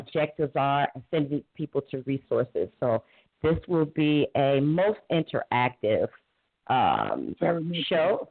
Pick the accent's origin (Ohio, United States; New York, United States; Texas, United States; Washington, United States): Ohio, United States; Cleveland; I was born and raised in inner city Cleveland